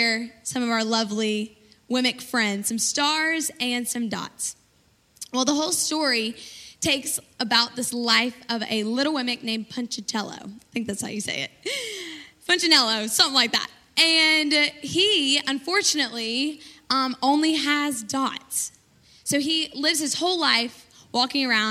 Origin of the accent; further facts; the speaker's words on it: Birmingham, Alabama, United States; I'm from Birmingham, Alabama